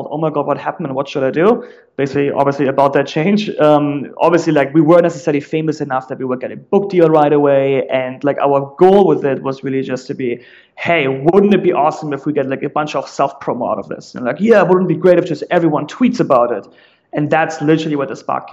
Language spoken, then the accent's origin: English; Germany; accent: German; English is a second language; moved away as an adult; also born or lived in San Francisco; now in United States; I'm originally German, like you very likely will realize in a second, just based off my accent